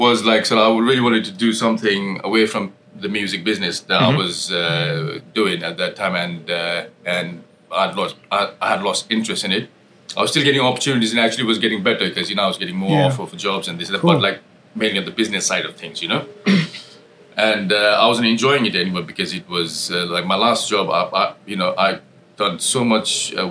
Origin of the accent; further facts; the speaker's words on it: Nepal; moved away as an adult; now in London, United Kingdom; I was born and brought up in Nepal and moved out here in 1999